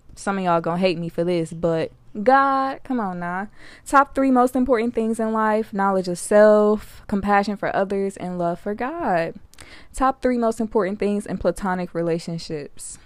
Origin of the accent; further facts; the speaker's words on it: Detroit, Michigan, United States; born and raised in Detroit, my baby, I'm twenty-one